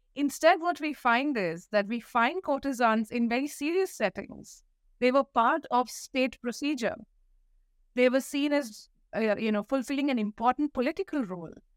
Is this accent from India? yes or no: yes; Delhi, India; I grew up in Delhi, in India